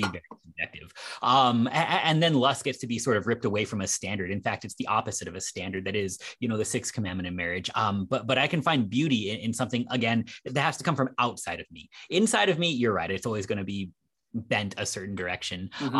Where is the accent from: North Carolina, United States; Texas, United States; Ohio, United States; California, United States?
Ohio, United States; Cleveland; born there; I was born in Cleveland and I can't even entirely disagree with you.